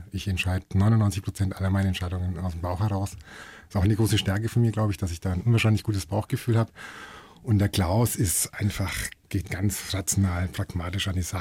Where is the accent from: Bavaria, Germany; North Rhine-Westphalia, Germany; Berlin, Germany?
Bavaria, Germany; Hof; du weißt ja, ich komme aus Hof. Und wenn du aus Hof, wenn du weggehst, dann fährst du nicht nach München, dann fährst du nach Nürnberg.